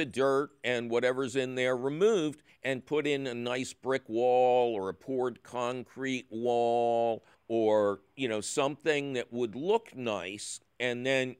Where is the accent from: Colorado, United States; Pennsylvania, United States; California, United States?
Pennsylvania, United States; Philadelphia; when I was growing up in the Tacony Mayfair section of Philadelphia